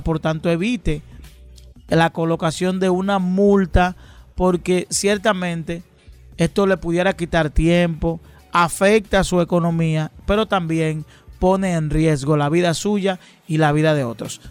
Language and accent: Spanish; Dominican Republic; de vida que hemos tenido los dominicanos